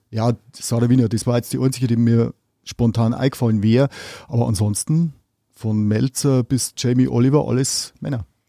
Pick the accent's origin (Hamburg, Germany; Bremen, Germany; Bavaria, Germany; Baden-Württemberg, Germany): Bavaria, Germany; Upper Palatinate; Ich komme mal aus der Oberpfalz.